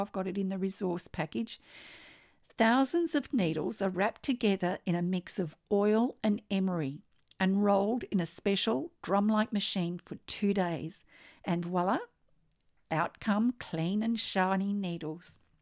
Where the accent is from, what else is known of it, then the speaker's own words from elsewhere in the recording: Australia; I'm an Australian textile artist